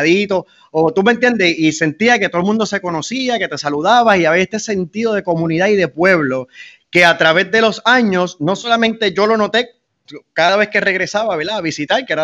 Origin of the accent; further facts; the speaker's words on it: Fajardo, Puerto Rico; moved away as an adult; also born or lived in United States; si yo no hubiese sido de Fajardo, si no hubiese nacido aquí y de Puerto Rico.